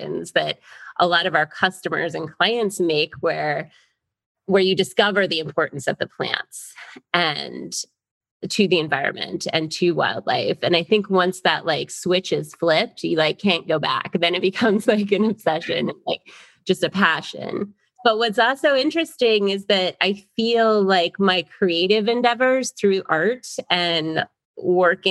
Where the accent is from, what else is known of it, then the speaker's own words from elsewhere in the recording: Florida, United States; also born or lived in New York; I grew up in Florida